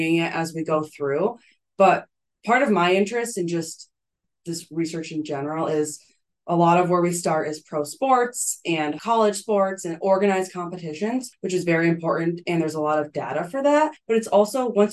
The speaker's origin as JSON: {"language": "English", "town": "Potsdam", "region": "New York", "country": "United States", "also_born_or_lived": "Canada", "moved": "as an adult", "lives_now": "Buffalo, United States", "said": "I'm originally from Potsdam, New York, so more upstate"}